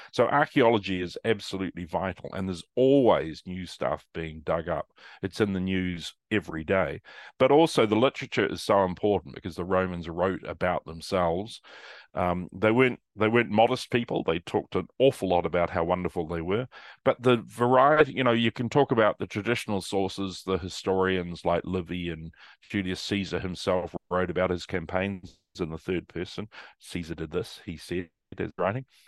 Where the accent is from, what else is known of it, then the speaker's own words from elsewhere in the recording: New Zealand; moved away as an adult; also born or lived in Manchester, United Kingdom; now in Melbourne, Australia; I went to university in Wellington in New Zealand, I'm a Kiwi